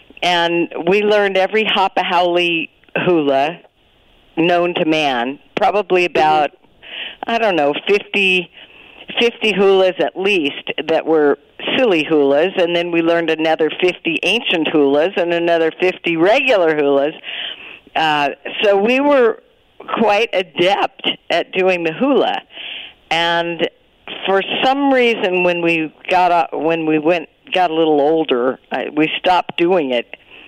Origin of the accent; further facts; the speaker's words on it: Sacramento, California, United States; moved away; also born or lived in Hawaii; I was growing up in Sacramento